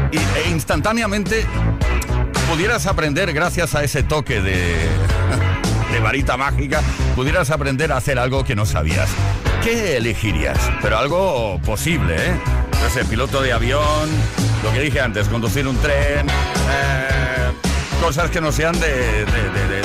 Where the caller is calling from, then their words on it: Region of Murcia, Spain; Buenas tardes, Tony. … de Murcia.